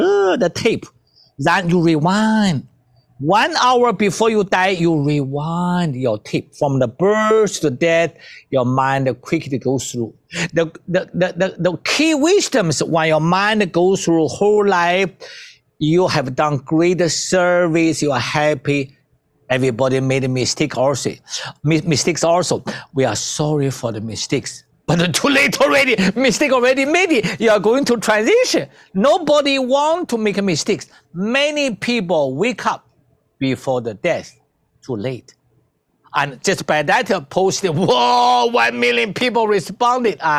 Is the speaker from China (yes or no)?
yes; China; I come from China.